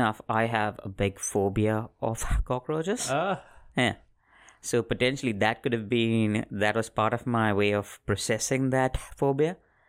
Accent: Mumbai, Maharashtra, India; I was born in Mumbai, India.

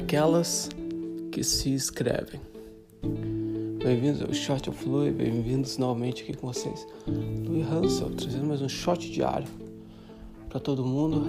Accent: Brazil; moved away; also born or lived in Uruguay / Colombia / Ireland / Greece; vai fazer sete anos que estou fora do Brasil

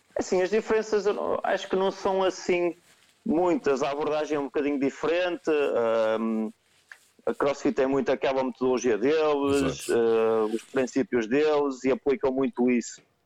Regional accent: Vila Nova de Gaia, Norte, Portugal; sou de Gaia, uh, ficava mais perto com os meus pais

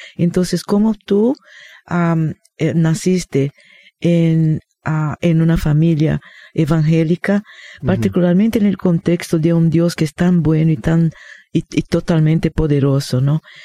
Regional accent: Rio de Janeiro, Brazil; moved away; Yo crecí, hermano, en Río de Janeiro, en Brasil. Por esto tengo este acento raro

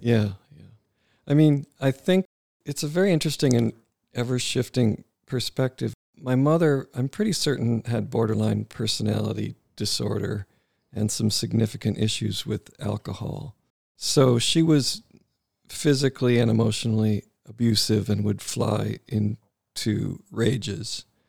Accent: Wisconsin, United States; There was a lot of great things about growing up in Wisconsin

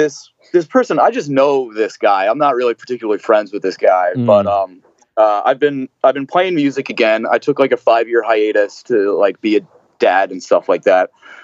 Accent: New Jersey, United States; moved away; And, you know, growing up in Jersey and everybody, like, I definitely had to dial a lot of my sarcasm back at first when I moved out here

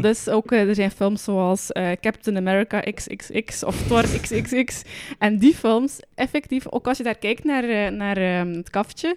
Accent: Roeselare, Flanders, Belgium; bij ons in Roeselaar hebben we ook een, eh, een bioscopencomplex

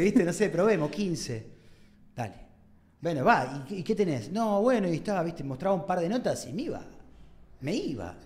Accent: Argentina; tenemos un pueblo re particular

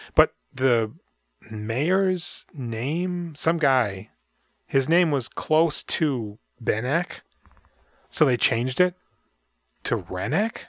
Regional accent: United States; I'm American

